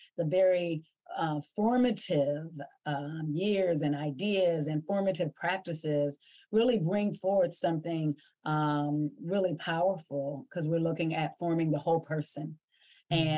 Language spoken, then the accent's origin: English; Ohio Valley, United States; We grew up in Western Pennsylvania, Northern West Virginia, and Eastern Ohio. This is called the Ohio Valley or the tri-state area.